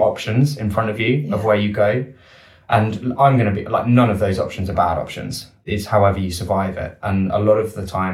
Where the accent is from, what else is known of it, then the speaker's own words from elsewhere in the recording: United Kingdom; as a Brit